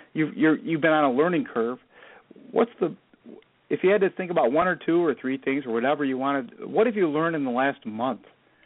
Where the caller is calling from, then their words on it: Chicago, Illinois, United States; Hi. Good. Thanks. I'm in Chicago.